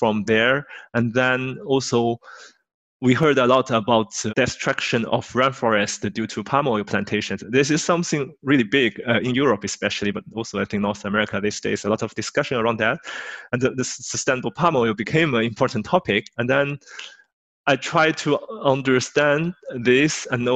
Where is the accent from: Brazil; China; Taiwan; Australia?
China; moved away; I'm originally from China